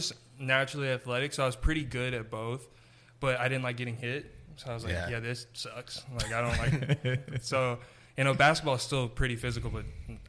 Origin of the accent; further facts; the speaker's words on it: Pflugerville, Texas, United States; now in Dallas, United States; I'm from Austin, actually Pflugerville